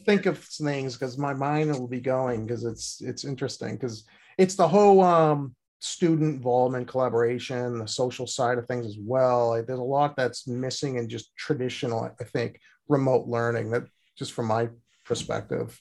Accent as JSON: {"language": "English", "town": "Boston", "region": "Massachusetts", "country": "United States", "said": "I'm from Boston"}